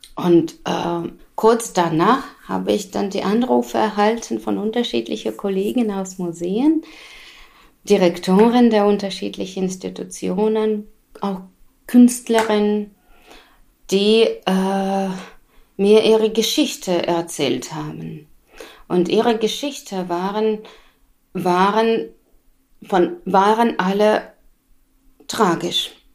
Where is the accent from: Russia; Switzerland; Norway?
Russia; Moscow; German is a second language; now in Gotha, Germany; Ich bin in Moskau geboren